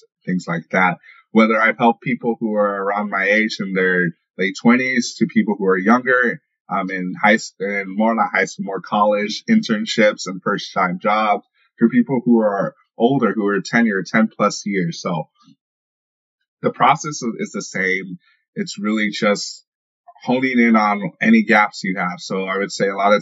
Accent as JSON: {"language": "English", "town": "St. Louis", "region": "Missouri", "country": "United States", "said": "I'm from the St. Louis area"}